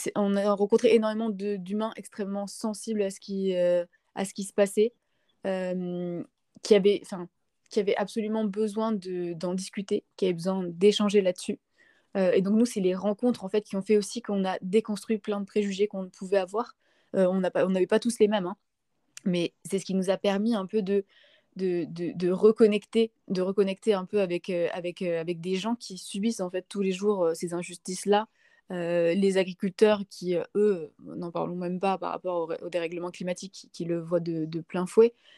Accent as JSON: {"language": "French", "town": "Montpellier", "region": "Occitania", "country": "France", "tie": "born or raised there", "said": "Je suis née à Montpellier"}